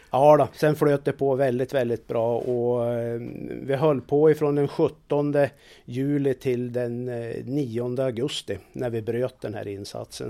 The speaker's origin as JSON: {"language": "Swedish", "region": "Jämtland", "country": "Sweden", "moved": "yes", "said": "där jag kommer ifrån Jämtland"}